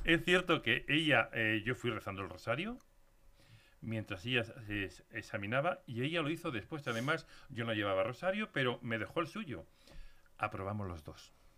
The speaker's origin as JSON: {"language": "Spanish", "region": "Castile", "country": "Spain", "also_born_or_lived": "Leganés", "said": "yo soy muy castellano."}